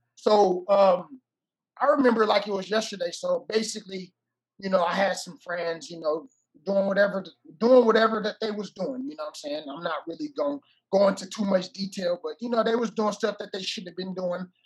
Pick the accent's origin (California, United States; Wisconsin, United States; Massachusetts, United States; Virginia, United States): California, United States; Oakland; moved away as an adult; also born or lived in Hawaii; I was born and raised in Oakland, California